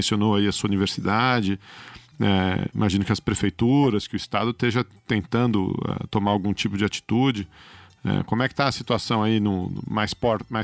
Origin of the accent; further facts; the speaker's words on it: São Paulo, Brazil; eu sou de São Paulo, se você perguntar para um, um pessoal aqui em São Paulo